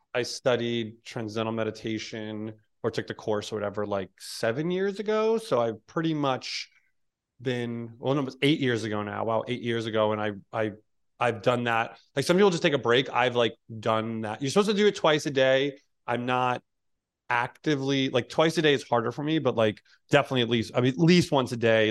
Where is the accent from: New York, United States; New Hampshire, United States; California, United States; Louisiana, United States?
New York, United States; moved away as an adult; now in Hawaii, United States; I was born in New York and raised in New York and worked in New York